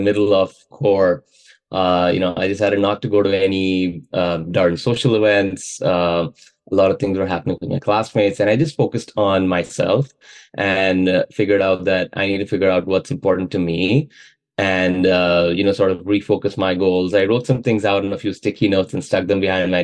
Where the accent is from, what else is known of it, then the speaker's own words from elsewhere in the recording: Mumbai, Maharashtra, India; moved away as an adult; now in Charlottesville, United States; I was born and raised in Mumbai in India. So I lived and worked there most of my life.